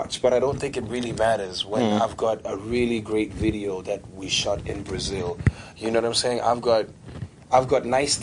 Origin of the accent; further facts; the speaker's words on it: East Rand, Gauteng, South Africa; I'm from the East Rand